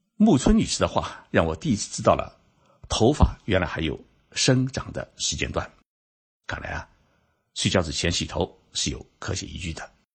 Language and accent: Chinese; China; 日本人的光头为什么比我们中国人少？